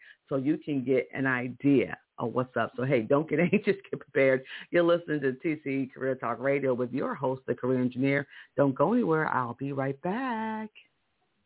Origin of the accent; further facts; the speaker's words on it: Virginia, United States; In my home state of Virginia